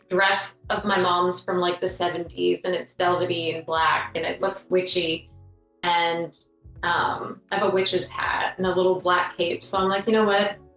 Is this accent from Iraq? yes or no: no; Canada; we could be covered in snow at any moment here in Canada.